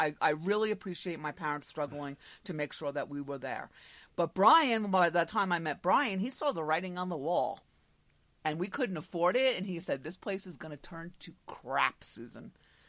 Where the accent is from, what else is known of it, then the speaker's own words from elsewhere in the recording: Suffolk County, Long Island, New York, United States; moved away; also born or lived in North Florida; That's my roots, Suffolk County.